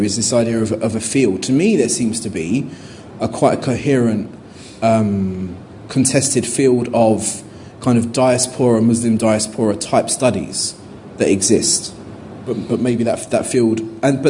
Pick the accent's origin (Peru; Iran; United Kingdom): United Kingdom; London; as a Londoner